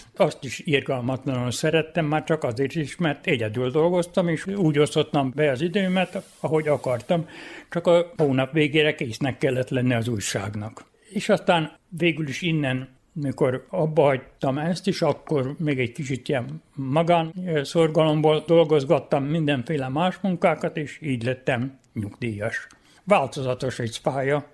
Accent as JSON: {"language": "Hungarian", "area": "Bácsfeketehegy / Moravica", "region": "Vojvodina", "country": "Serbia", "tie": "born or raised there"}